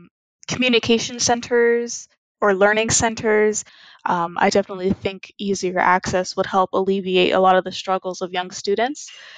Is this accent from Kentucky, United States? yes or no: no; Plano, Texas, United States; I'm from Plano, Texas, and I'm on Planet Classroom.